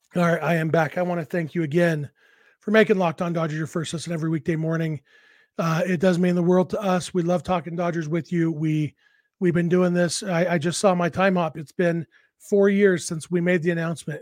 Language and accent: English; Southern California, United States; moved away as an adult; now in Utah, United States; I, I grew up in Southern California